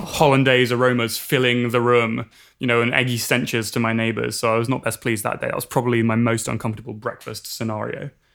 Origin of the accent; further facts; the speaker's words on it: England, United Kingdom; moved away as an adult; now in Berkeley, United States; I grew up in England, as I'm, I'm sure you can tell